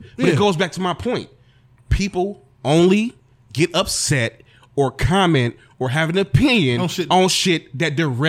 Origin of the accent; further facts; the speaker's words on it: East Cleveland, Ohio, United States; Hey, look, I'm from East Cleveland.